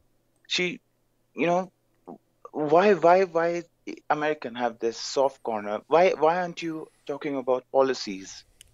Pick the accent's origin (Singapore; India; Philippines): India; I'm from India.